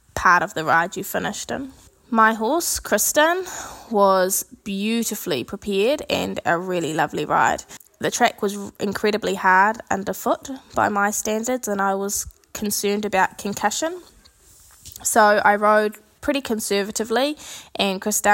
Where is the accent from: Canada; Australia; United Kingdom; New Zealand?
New Zealand; Central North Island; I am from the Central North Island of New Zealand.